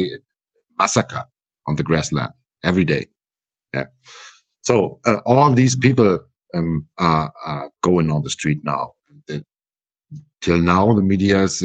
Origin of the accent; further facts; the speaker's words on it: Schleswig-Holstein, Germany; first language German; English is a second language; I come from Schleswig-Holstein